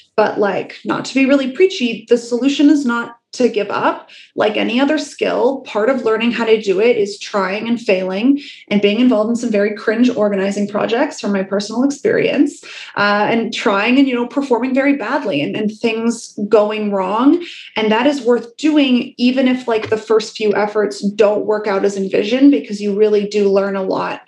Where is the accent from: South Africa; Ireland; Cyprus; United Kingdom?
United Kingdom; Wales; I was born in Wales. By the time I was born, you know, the mines were closed